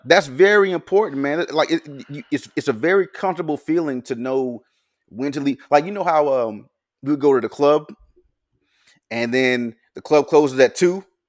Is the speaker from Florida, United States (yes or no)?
yes; Pensacola, Florida, United States; also born or lived in Mobile, Alabama; I was born in Florida and was raised, like, half my life over in Pensacola, half my life over in Mobile